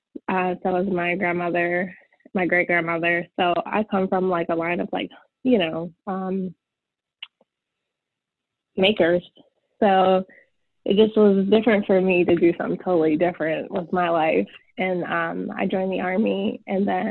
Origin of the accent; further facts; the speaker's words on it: Chambersburg, Pennsylvania, United States; I grew up in a small town in Chambersburg, Pennsylvania.